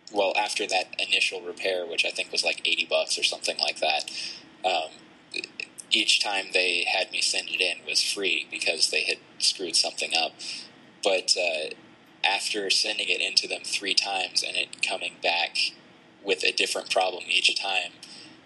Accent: Tennessee, United States; We're actually from Tennessee

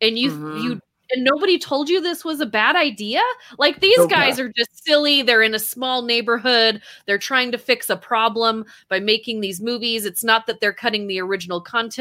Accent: Taylorsville, Utah, United States; I grew up in Taylorsville, Utah, went to that high school

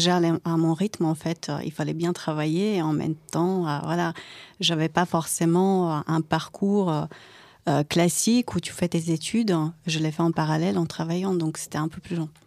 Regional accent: Croatia; French is a second language; moved away as an adult; now in France; j'habitais en Croatie. Donc, euh, à 18 ans, je suis arrivée en France grâce à une famille d'accueil

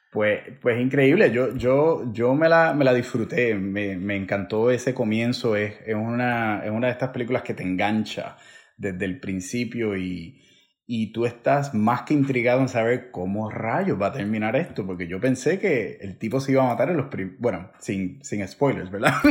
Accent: Villalba, Puerto Rico; como decimos en Puerto Rico, como decimos en, decía en mi pueblo Villalba

